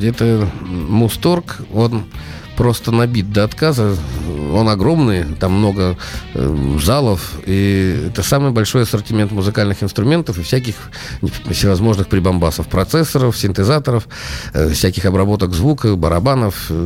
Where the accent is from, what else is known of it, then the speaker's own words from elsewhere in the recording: Saint Petersburg, Russia; Мне никогда не было стыдно э, того, что я из Петербурга